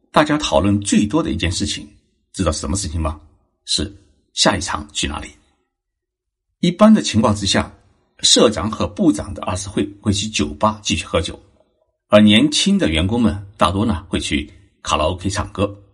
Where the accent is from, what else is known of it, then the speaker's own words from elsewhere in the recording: Zhejiang, China; now in Japan; 我是浙江人，小时候吃年夜饭的时候啊，家家户户都要把大棚关起来，不能大声说话，不能敲击碗筷。吃完年夜饭后，要将桌子上的碗筷收拾干净以后，再打开大门，这叫做闭门生财，开门大吉